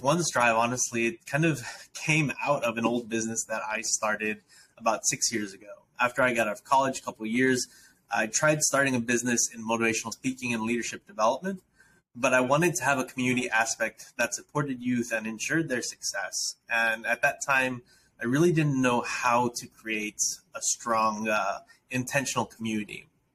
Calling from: Matamoros, Tamaulipas, Mexico; I am calling in from Matamoros, Mexico, actually, where my wife and I have a nonprofit um, where we're serving youth in underprivileged communities that we actually live in.

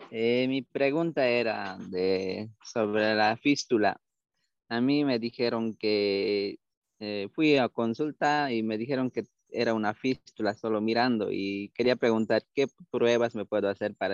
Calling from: Potosí, Bolivia; Soy del departamento de Potosí.

